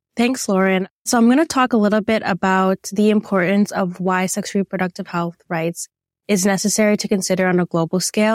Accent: Toronto, Ontario, Canada; born or raised there

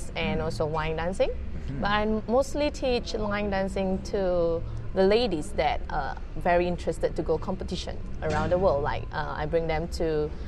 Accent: Malaysia; from Malaysia.

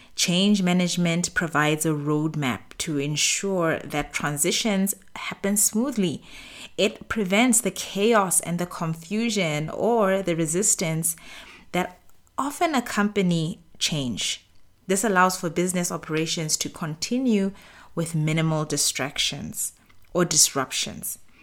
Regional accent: Botswana; moved away as an adult; now in Middle East; I've run businesses in the Middle East where I've lived for the past ten years, as well as in my home country, Botswana

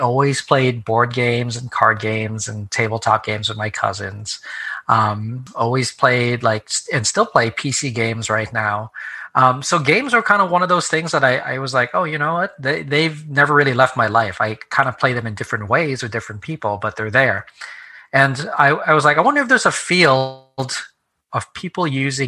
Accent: New Jersey, United States; So I came back to the New York City area where I grew up because I'm from New Jersey originally.

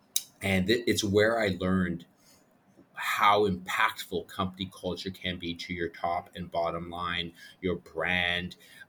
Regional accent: Canada; also born or lived in Peru; And then 2019, I said, I'm Canadian Peruvian.

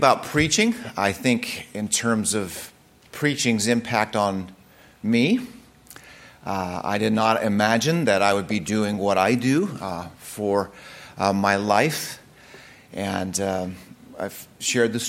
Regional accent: United States; I'm an American

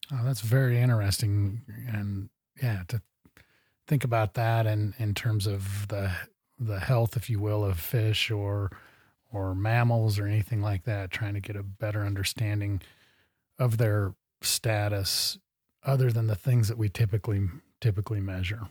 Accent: Midwest, United States; now in Montana, United States; I grew up in the Midwest

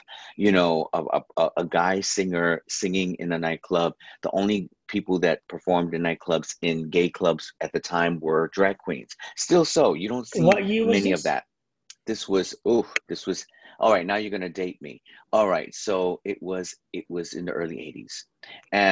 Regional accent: New York City, New York, United States; now in Los Angeles, United States; I'm from New York City, but we grew up on country radio because in New York there was country radio

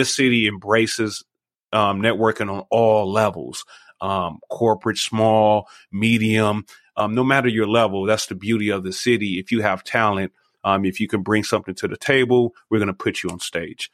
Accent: Los Angeles, California, United States; moved away as an adult; now in Las Vegas, United States; I'm originally from Los Angeles. We've been here for 20 years though

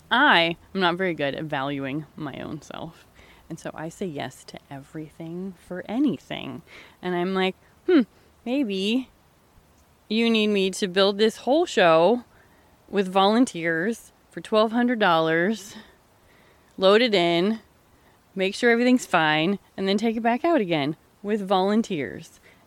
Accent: California, United States; I came from California.

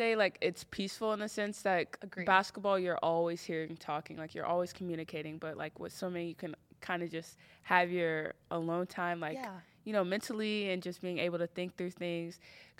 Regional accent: Texas, United States; moved away as an adult; now in Tennessee, United States; Growing up in Texas was exciting.

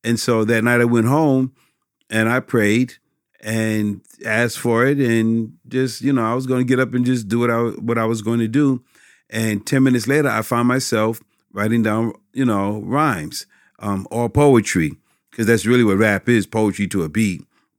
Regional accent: Westbury, New York, United States; now in Westbury, United States; I'm from Westbury, Long Island. And I told you, y'all would notice the accent.

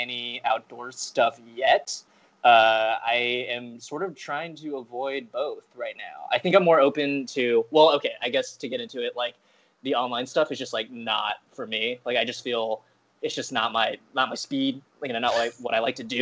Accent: Nebraska, United States; I grew up in Nebraska, and there was not a lot of, there's really no comedy scene there

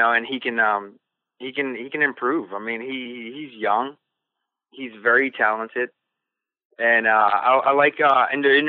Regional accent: Silver Spring, Maryland, United States; I went down to where I grew up, and I showed my kids around the area down in Silver Spring, Maryland

